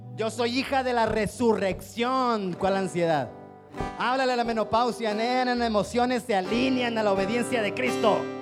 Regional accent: Chiapas, Mexico; nuestro Chiapas

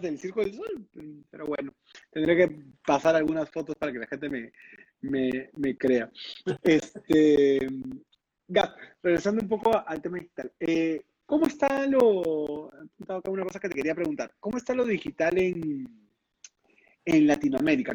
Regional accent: Peru; also born or lived in London; como buenos peruanos

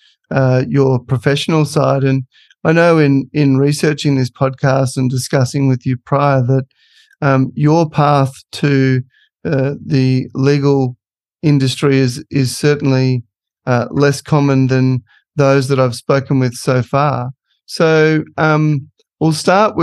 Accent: Australia; moved away; my home country in Australia

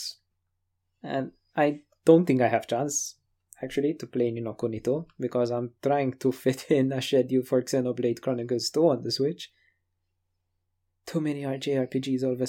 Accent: Malta; we're from Malta

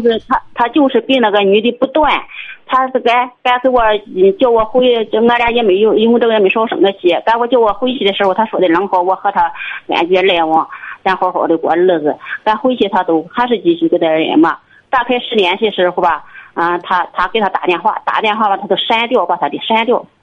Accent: Liaocheng, Shandong, China; 我是，啊，流程地区

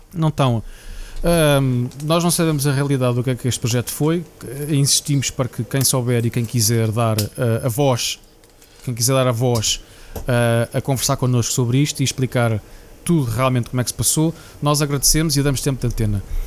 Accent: Portugal; moved away as an adult; Profissionais como, como, como eu. Uh, que saímos de Portugal

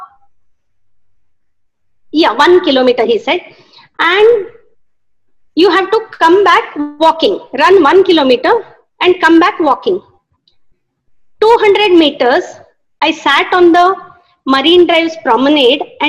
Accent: Haliyal, Karnataka, India; moved away as an adult; now in Mumbai, India; born and brought up in Haliyal, a place called Haliyal in Karnataka state.

